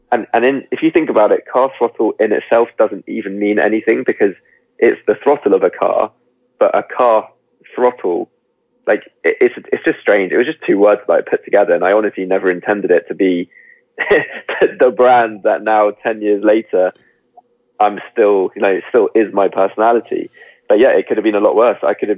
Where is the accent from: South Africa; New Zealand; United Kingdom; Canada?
United Kingdom; now in London, United Kingdom; I was brought up just outside London, so I'm very much, I live in West London now, so I'm kind of a Londoner through and through.